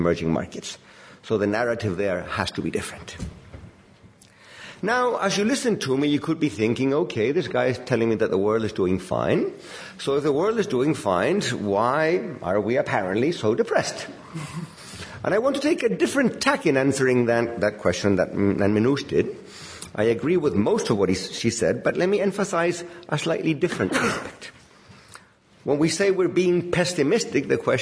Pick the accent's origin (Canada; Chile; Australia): Chile; I come from Chile